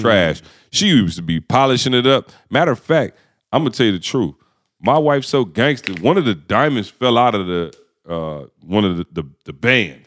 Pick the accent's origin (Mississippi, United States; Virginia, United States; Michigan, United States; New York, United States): Michigan, United States; Lansing; growing up in Lansing, Michigan, obviously the automotive industry was everything.